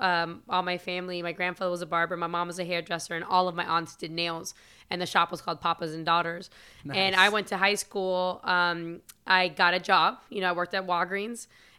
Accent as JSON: {"language": "English", "town": "Miami", "region": "Florida", "country": "United States", "tie": "born or raised there", "said": "Cause I'm here and I grew up in Miami, but you know, and I'm American, but I grew up very Latin."}